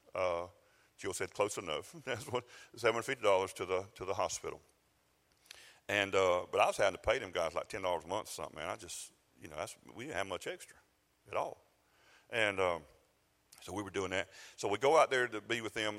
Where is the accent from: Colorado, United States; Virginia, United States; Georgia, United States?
Georgia, United States; South; I'm from South Georgia